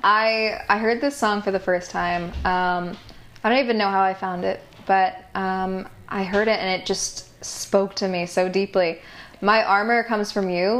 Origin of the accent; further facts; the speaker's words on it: Cooperstown, New York, United States; moved away as an adult; also born or lived in Brooklyn, New York; I grew up in upstate New York